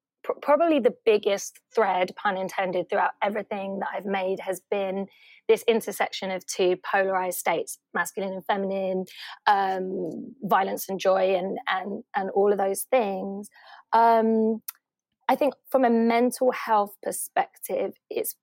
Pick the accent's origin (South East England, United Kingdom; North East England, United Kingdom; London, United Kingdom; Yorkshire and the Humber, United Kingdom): London, United Kingdom; growing up in Hackney in the 80s and 90s